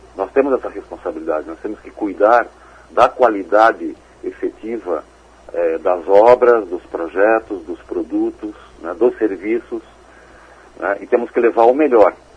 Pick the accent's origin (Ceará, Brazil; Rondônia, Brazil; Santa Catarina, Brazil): Santa Catarina, Brazil; Joinville; eu sou joinvilense, né, nascido aqui, moro aqui a vida toda